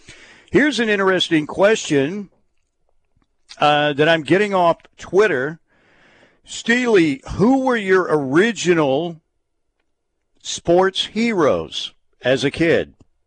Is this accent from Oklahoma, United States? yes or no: yes; Norman, Oklahoma, United States; I grew up, a couple miles from the stadium, born and raised in Norman